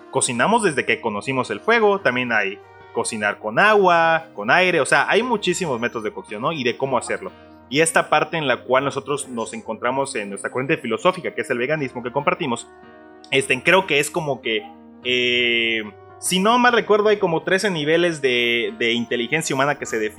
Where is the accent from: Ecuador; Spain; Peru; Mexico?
Mexico; somos mexicanos, vamos a querer taquitos en cualquier momento